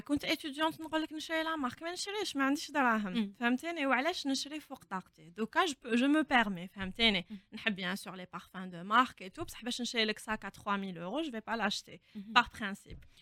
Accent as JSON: {"language": "Arabic", "country": "Algeria", "moved": "as an adult", "lives_now": "Ireland", "said": "حنا عندنا في الجزائر"}